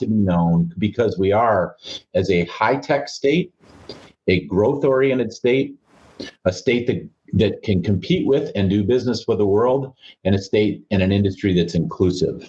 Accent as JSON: {"language": "English", "town": "Marquette", "region": "Michigan", "country": "United States", "tie": "born or raised there", "said": "I grew up in Marquette"}